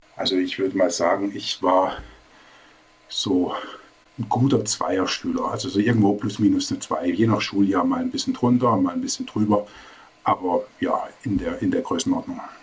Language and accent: German; Baden-Baden, Baden-Württemberg, Germany; also born or lived in Karlsruhe / Rastatt; Also ich bin in Karlsruhe geboren, habe auch die ersten beiden Lebensjahre in Karlsruhe verbracht. Dann sind meine Eltern nach Baden-Baden gezogen. Dort bin ich zehn Jahre aufgewachsen